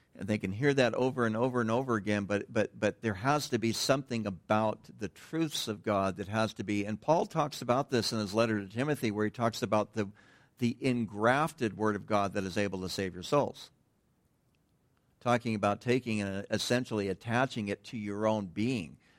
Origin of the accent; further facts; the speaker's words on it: United States; moved away; I'm from Tahoe